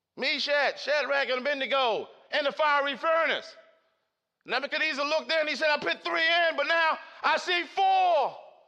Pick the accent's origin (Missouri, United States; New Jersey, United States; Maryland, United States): Maryland, United States; Baltimore; Growing up in Cherry Hill, Baltimore City